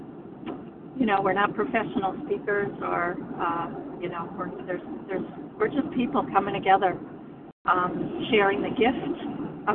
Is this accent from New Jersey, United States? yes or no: no; the Berkshires, Massachusetts, United States; I'm from the Berkshires in Massachusetts